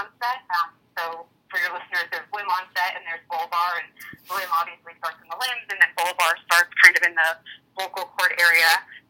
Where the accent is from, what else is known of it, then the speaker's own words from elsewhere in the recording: Connecticut, United States; moved away; I'm from Connecticut originally